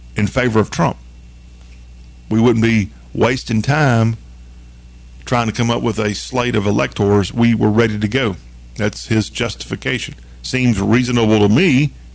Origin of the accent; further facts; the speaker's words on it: the South, United States; as a Southerner